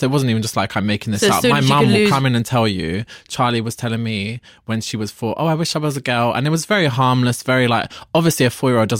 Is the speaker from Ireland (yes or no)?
yes; Ireland; I'm Irish, working class Catholic.